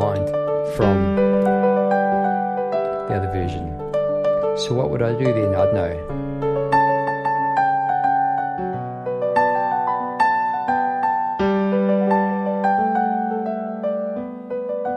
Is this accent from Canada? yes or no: no; Palmerston North, Manawatū-Whanganui, New Zealand; now in Melbourne, Australia; I am from New Zealand, from Palmerston North New Zealand